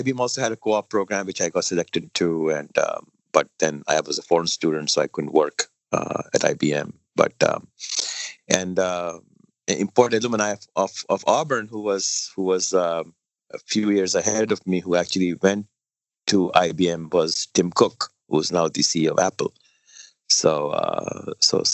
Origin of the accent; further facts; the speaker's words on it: Delhi, India; moved away as an adult; also born or lived in Montreal, Canada / Endicott, New York; now in Washington, D.C., United States; I grew up in Delhi